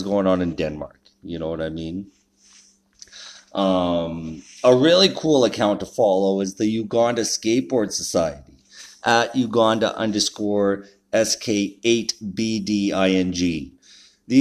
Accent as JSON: {"language": "English", "country": "Canada", "said": "being a Canadian"}